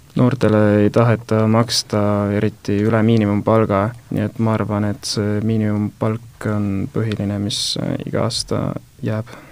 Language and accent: Estonian; Tallinn, Harju County, Estonia; ma olen pärit äh, Õismäelt